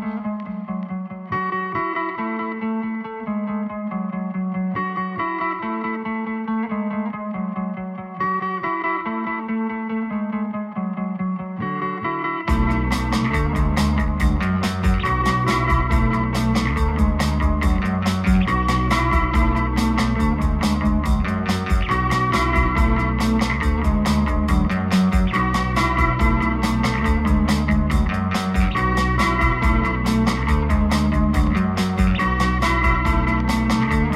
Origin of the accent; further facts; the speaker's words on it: Charlotte, North Carolina, United States; now in New York City, United States; I'm from Charlotte.